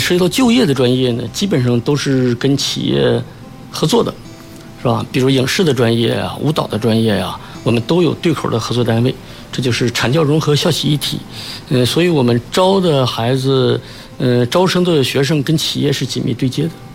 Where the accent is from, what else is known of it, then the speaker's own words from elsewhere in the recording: China; 我们中国人